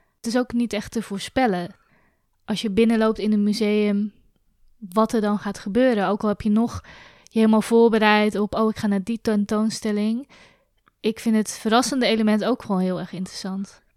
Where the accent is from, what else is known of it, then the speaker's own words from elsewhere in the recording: Zwijndrecht, South Holland, Netherlands; Ik ben opgegroeid in Zwijndrecht